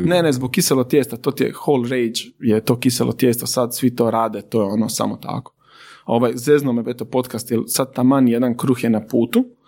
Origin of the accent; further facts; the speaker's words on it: Zadar, Zadar County, Croatia; ja sam iz Zadra